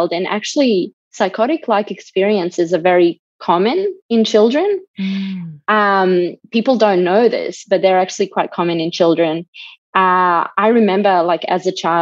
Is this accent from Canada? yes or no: no; Bosnia & Herzegovina; moved away; I'm originally from Bosnia